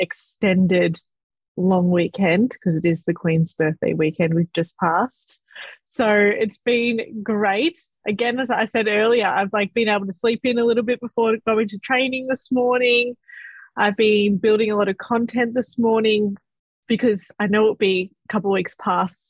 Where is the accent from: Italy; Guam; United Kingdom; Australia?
Australia; Melbourne, Victoria; I am from Southeast Melbourne. I am currently still living at my beautiful parents'